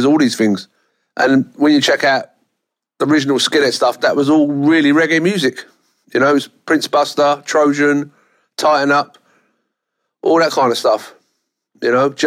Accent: London, United Kingdom; I was born in Hackney and I still live in Hackney

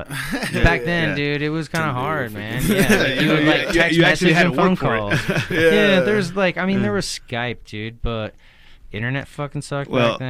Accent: Idaho, United States; I was from Idaho.

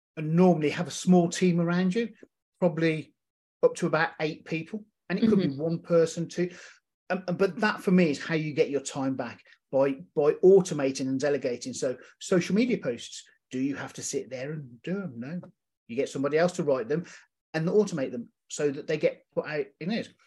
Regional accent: United Kingdom; being a British vet, uh, a military veteran

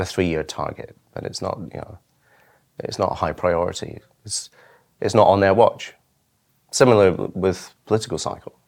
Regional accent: Isle of Arran, Scotland, United Kingdom; I grew up on the Isle of Arran off the west coast of Scotland

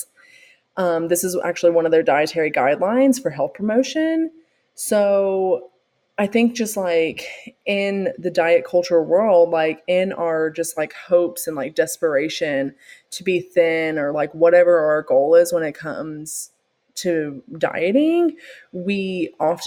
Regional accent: the South, United States; growing up in the South

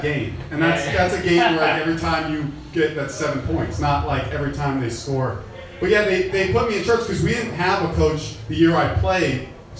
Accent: Mission Viejo, California, United States; I was born and raised in Mission Viejo, which is, I think they won, 2015, they won the safest city in America

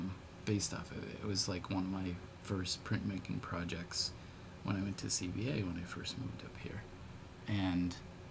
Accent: Ireland; Which is a very odd thing, Irish tuning, which I'm

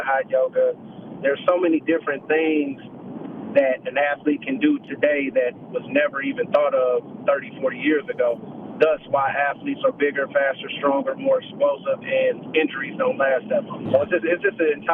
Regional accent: Oakland, California, United States; moved away as an adult; also born or lived in Vancouver; I'm born and raised in Oakland, California

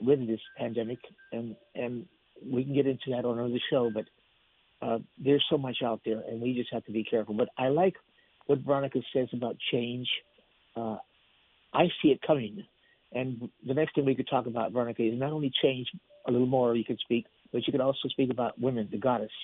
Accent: United States; Latinos, like I am, I'm Mexican American

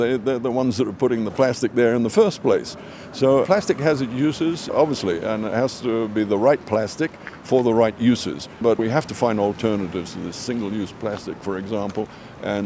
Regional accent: Fiji; I come from Fiji, where we, of course, live with the ocean every day.

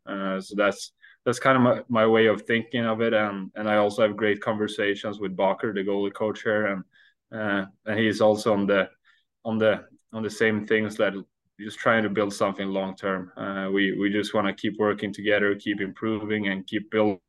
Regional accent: Sweden; English is a second language; moved away as an adult; now in Iowa, United States

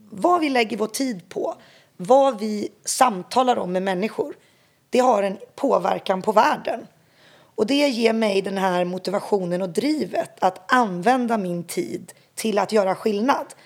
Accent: eastern Congo, DR Congo; Jag är ju uppväxt som barn i östra Kongo och kan inte tänka mig ett rikare sätt att få växa upp som barn.

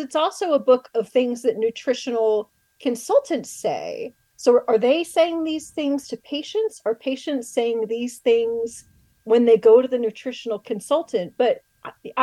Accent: Maryland, United States; my home state of Maryland

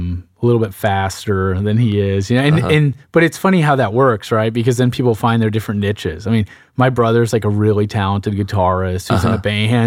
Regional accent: Sugar Land, Texas, United States; born and raised in Sugar Land. I'm an identical twin.

